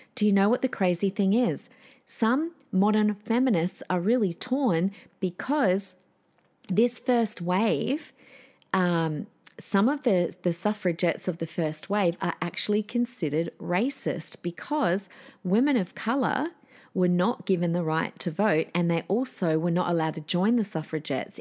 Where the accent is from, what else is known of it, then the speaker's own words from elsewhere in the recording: Adelaide, South Australia, Australia; My hometown, South Australia, shout out Adelaideans